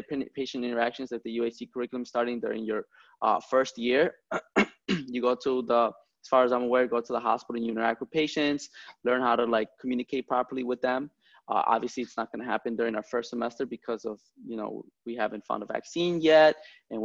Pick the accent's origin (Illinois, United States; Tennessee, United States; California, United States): Illinois, United States; Chicago; I grew up in the Logan Park, So Humboldt Park and Logan Square neighborhoods